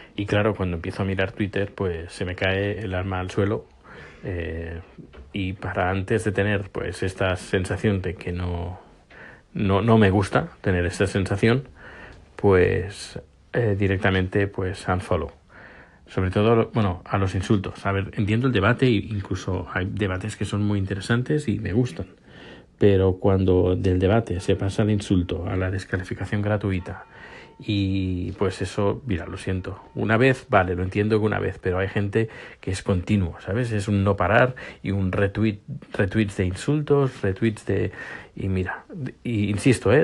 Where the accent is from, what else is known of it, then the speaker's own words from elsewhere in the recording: Spain; now in Sweden; ahora soy sueco y soy español